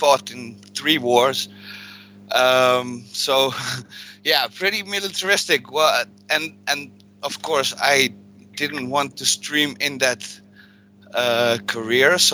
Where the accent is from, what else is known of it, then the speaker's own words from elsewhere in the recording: Netherlands; I'm from Holland